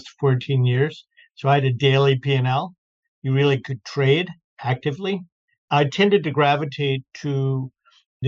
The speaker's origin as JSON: {"language": "English", "town": "Baltimore", "region": "Maryland", "country": "United States", "tie": "born or raised there", "also_born_or_lived": "New York / London / Florida", "moved": "as an adult", "lives_now": "Boston, United States", "said": "I grew up in Baltimore"}